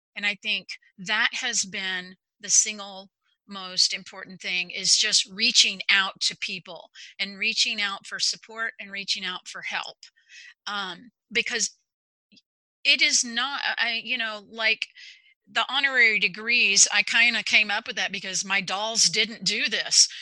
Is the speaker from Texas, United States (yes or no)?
yes; Texas, United States; now in Overland Park, United States; I am from Texas originally. I'm a native Texan and very proud of that currently live in Overland Park, Kansas.